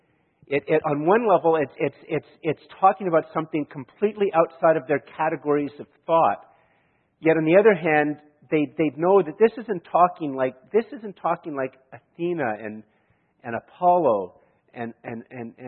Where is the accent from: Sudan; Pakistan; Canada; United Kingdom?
Canada; I'm from Canada.